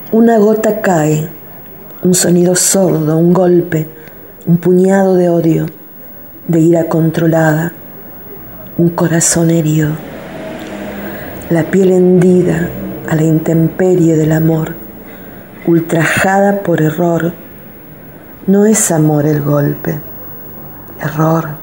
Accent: Santa Fe, Argentina; soy de Santa Fe, ciudad capital de la provincia

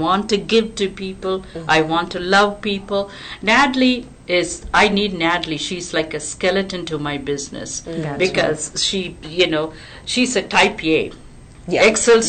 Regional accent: Texas, United States; I didn't know I'm such a big Texan.

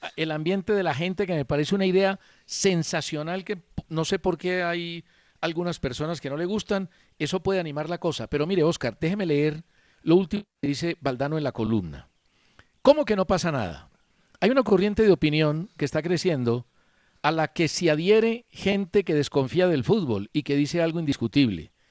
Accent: Colombia; mi deseo como colombiano

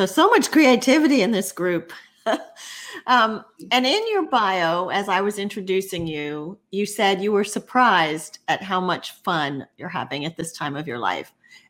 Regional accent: Miami, Florida, United States; I grew up in Miami

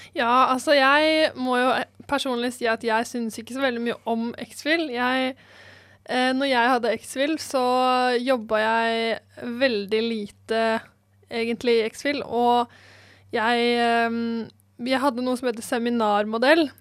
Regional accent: Eastern Norway, Norway; now in Bergen, Norway; Jeg har i hvert fall aldri opplevd å måtte bruke brodder hjemme på Østlandet

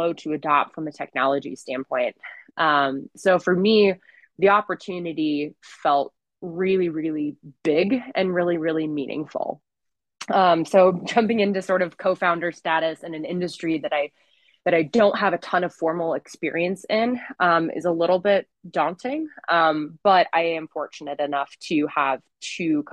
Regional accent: Montana, United States; I grew up in Montana

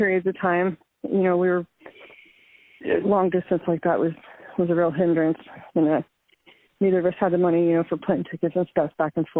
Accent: Oregon, United States; We grew up in Oregon

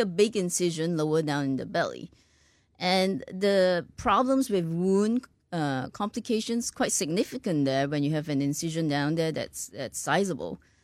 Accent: Malaysia; moved away as an adult; also born or lived in Ireland / United States / Singapore; now in Houston, United States; I was born in Malaysia, went to medical school in Ireland

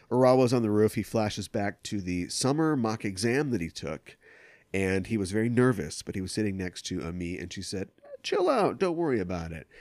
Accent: United States; growing up in America

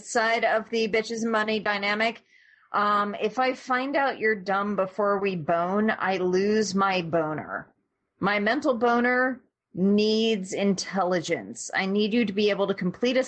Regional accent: California, United States; born and raised in California

